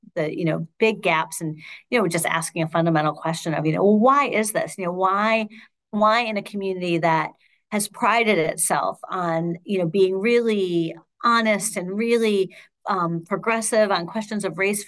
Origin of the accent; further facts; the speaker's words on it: Shaker Heights, Ohio, United States; moved away as an adult; I'm from Shaker Heights. I lived there from birth until I left for college, and still have family who live there.